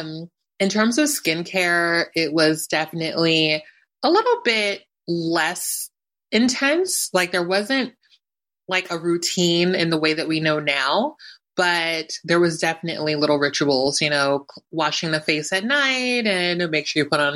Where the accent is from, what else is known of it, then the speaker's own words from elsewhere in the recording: Philadelphia, Pennsylvania, United States; moved away as an adult; also born or lived in New York; I always say I'm a New Yorker because I just spent my adult life there, but I spent my entire childhood in Philly